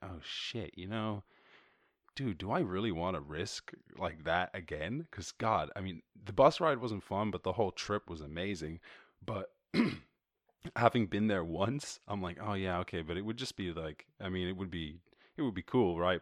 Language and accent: English; Ireland; moved away; I come from Ireland